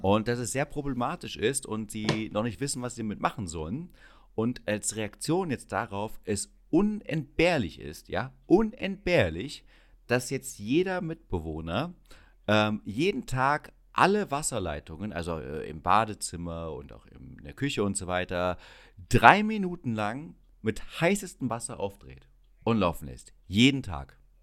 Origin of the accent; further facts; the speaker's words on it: Schönebeck, Saxony-Anhalt, Germany; ich komme ja aus Schönebeck an der Elbe